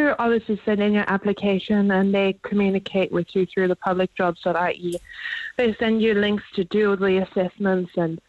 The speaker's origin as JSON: {"language": "English", "country": "South Africa", "lives_now": "Ireland", "said": "we're a couple, we came from South Africa, we've always kind of wanted to join the Garda"}